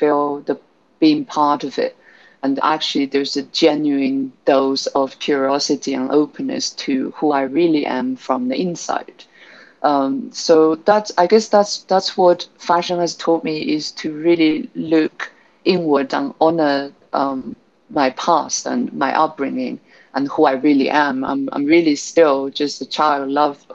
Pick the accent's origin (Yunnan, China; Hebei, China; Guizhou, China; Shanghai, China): Guizhou, China; moved away; also born or lived in London; So Guizhou is home, which is in southwest of China